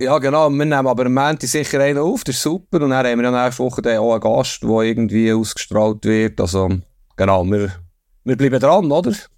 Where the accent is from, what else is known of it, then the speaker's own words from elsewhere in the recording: Bern, Switzerland; ich komme aus Bern